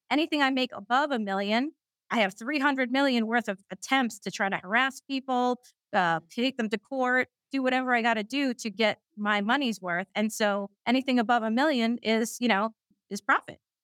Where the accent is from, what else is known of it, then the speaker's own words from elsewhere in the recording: New York City, New York, United States; I'm a Queens girl, I'm from Queens, New York, that's where I'm, I'm calling in from right now